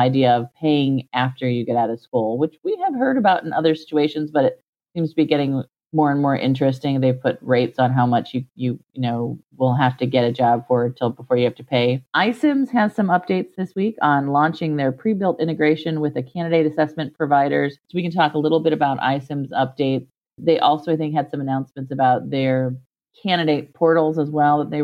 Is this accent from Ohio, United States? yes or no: yes; Ohio, United States; I'm from Ohio. I get snow